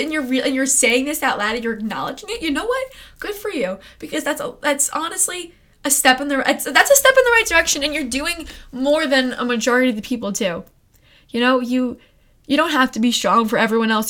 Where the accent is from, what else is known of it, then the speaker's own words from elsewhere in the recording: Long Island, New York, United States; I'm from Long Island, New York